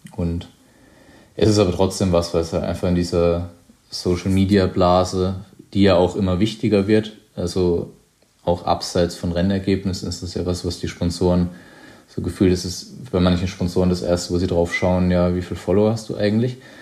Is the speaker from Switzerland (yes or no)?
no; Weinheim, Baden-Württemberg, Germany; mein Weinheim ist, äh, grenzt an den Odenwald, wo ich aufgewachsen bin